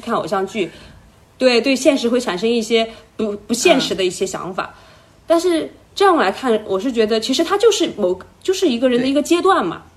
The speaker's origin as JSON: {"language": "Chinese", "region": "Sichuan", "country": "China", "accent": "Sichuanese", "said": "就是用我们四川话来说"}